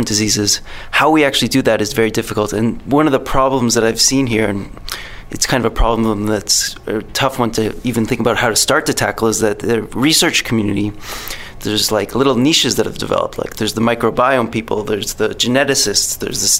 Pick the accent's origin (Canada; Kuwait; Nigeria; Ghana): Canada; Toronto, Ontario; I'm from Toronto, Canada